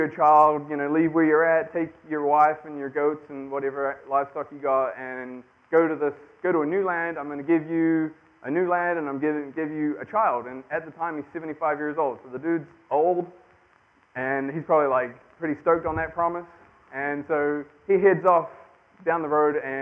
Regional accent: New Zealand; moved away as an adult; I am from New Zealand

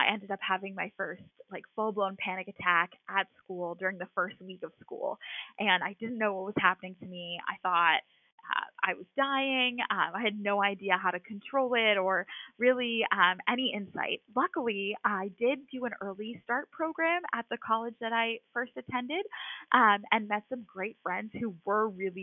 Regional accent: Massachusetts, United States; I am from a small town in Massachusetts. I have lived in the Boston area my whole life.

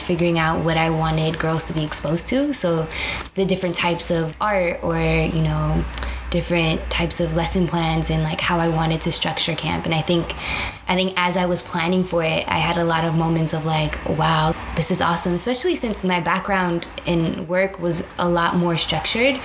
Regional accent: San Jose, California, United States; moved away as an adult; now in Chicago, United States; born and raised in San Jose, California

